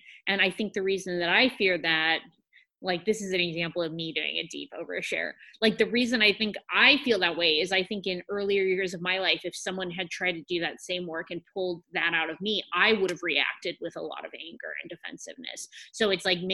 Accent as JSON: {"language": "English", "area": "Humboldt County", "region": "California", "country": "United States", "said": "I'm from Humboldt County."}